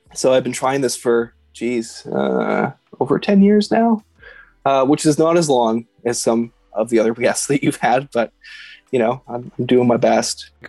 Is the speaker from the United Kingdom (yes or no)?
no; Edmonton, Alberta, Canada; I grew up in Edmonton